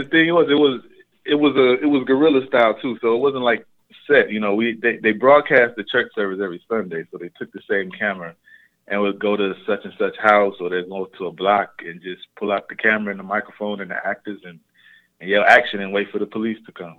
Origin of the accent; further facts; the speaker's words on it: Chicago, Illinois, United States; I'm originally from South Side Chicago